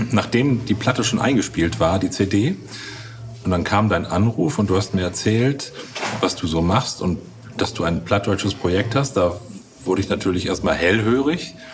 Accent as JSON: {"language": "German", "region": "North Rhine-Westphalia", "country": "Germany", "tie": "born there", "said": "Und ich kenne das, ich komme aus Nordrhein-Westfalen gebürtig. Da wird natürlich auch platt gesprochen, aber das war für mich immer so ganz weit weg."}